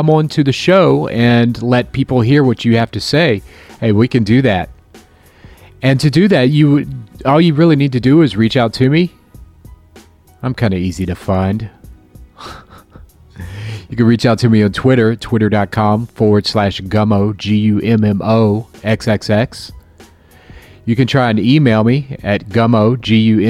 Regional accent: Florida, United States; now in Chicago, United States; I'm from Florida

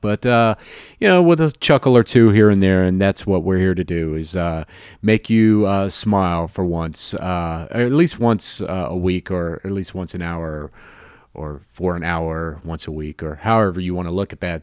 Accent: Jacksonville, Florida, United States; moved away; born and raised in Jacksonville, Florida

